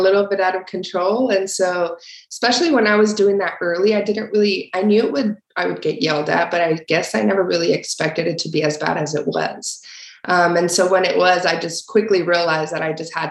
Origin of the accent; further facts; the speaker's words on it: Torreón, Coahuila, Mexico; moved away; also born or lived in El Paso, Texas, United States; I was born in Torreón, Coahuila, Mexico, which is like the northern part of Mexico